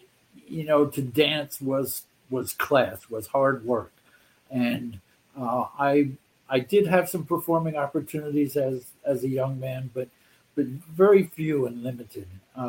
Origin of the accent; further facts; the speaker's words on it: Philadelphia, Pennsylvania, United States; Philadelphia, Bucks County, outside Philadelphia.